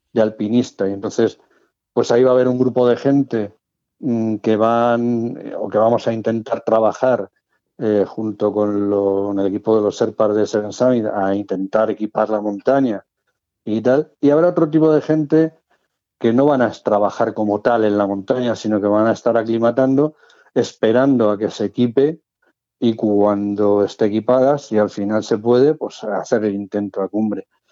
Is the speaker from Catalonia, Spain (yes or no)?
no; Madrid, Community of Madrid, Spain; moved away as an adult; now in Cartagena, Spain; Nací en Madrid, por cuestión de trabajo aprobé las oposiciones de bombero en Cartagena y bueno, pues ya está, llevo ya viviendo 34 o 35 años en Cartagena